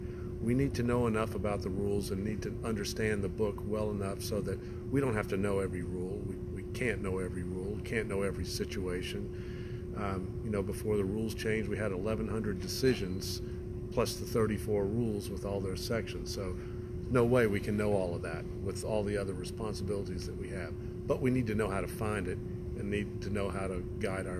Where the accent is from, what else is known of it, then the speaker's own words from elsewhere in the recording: Augusta, Georgia, United States; now in Sonoma County, California, United States; I grew up in Augusta, Georgia, and I grew up in a golfing family.